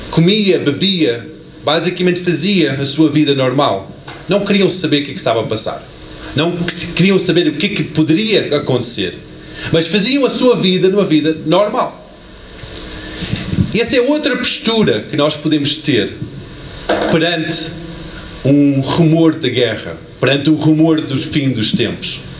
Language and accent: Portuguese; United States; born there; da terra onde eu cresci, que eu nasci, não, não cresci bem, mas nasci, Estados Unidos